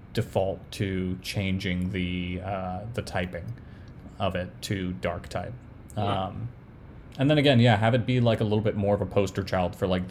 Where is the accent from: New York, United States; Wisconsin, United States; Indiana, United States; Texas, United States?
New York, United States; I grew up in New York